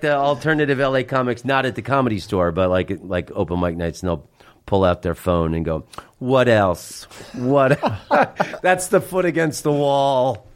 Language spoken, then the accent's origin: English; Orlando, Florida, United States; moved away as an adult; also born or lived in San Francisco; I'm from Orlando, Florida